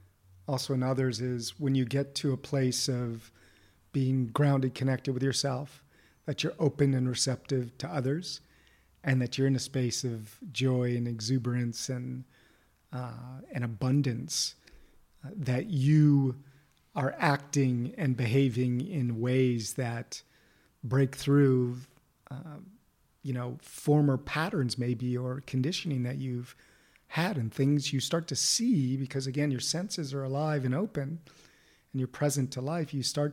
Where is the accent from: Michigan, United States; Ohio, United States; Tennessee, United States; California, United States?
California, United States; Beverly Hills; In Beverly Hills.